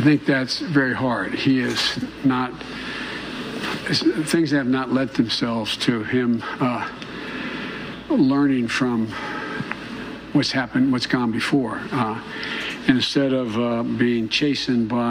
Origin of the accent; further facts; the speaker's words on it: Claymont, Delaware, United States; also born or lived in Scranton, Pennsylvania; As a kid, I moved from Scranton, where there were no African Americans, and moved down to Claymont, Delaware